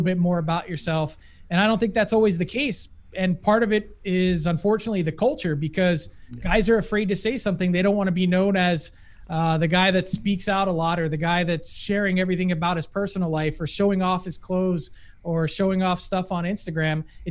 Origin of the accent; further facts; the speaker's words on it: United States; now in Canada; being an American